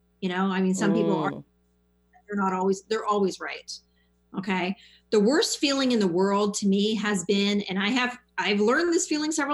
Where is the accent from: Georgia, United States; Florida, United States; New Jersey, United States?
Florida, United States; Miami; I'm from Miami.